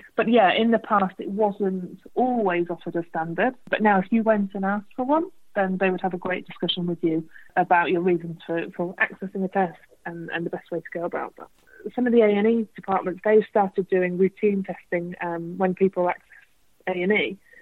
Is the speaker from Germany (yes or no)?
no; United Kingdom; we are British